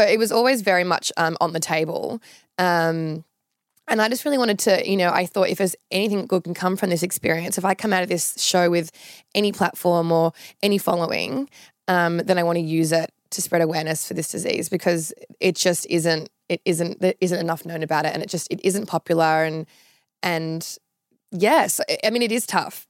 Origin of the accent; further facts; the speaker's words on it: Sydney, New South Wales, Australia; moved away as an adult; now in Melbourne, Australia; from Sydney originally. Grew up, um, in, like, an, a suburb near Lane Cove called Gladesville.